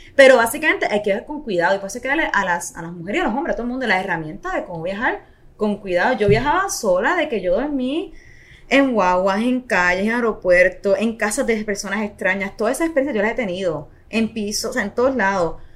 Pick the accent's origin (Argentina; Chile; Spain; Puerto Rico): Puerto Rico; Ponce; also born or lived in Indonesia; yo siempre soy bien orgullosa de Ponce